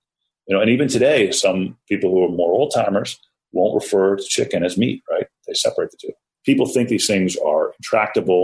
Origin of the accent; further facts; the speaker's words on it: Washington, District of Columbia, United States; also born or lived in College Park, Maryland / western Maryland; I grew up in Washington, D.C. and in College Park, Maryland.